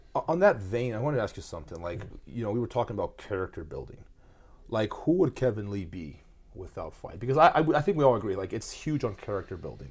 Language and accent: English; Brazil; moved away; I grew up in Brazil